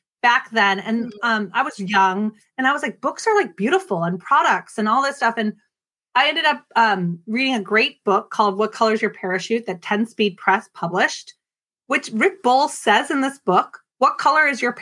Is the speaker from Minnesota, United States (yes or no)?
yes; Minneapolis, Minnesota, United States; also born or lived in Oregon; now in Oakland, United States; I grew up in Minneapolis, Minnesota